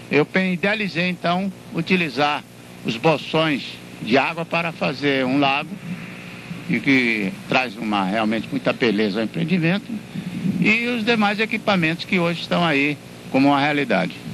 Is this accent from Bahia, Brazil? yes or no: yes; Itabuna, Bahia, Brazil; also born or lived in Rio de Janeiro; now in São Paulo, Brazil; eu nasci aí em Itabuna e me formei no Rio de Janeiro em Direito e pratico advocacia em São Paulo.